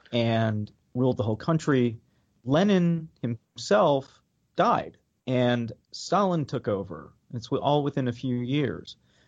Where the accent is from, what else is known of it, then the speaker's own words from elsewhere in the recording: New York, United States; now in Washington, D.C., United States; I'm from New York originally, and I take the Washington Metro every day.